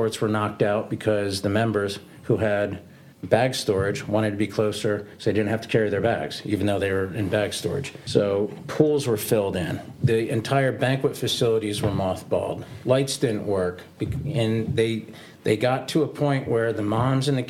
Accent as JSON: {"language": "English", "region": "South Florida", "country": "United States", "tie": "born or raised there", "said": "I grew up in South Florida."}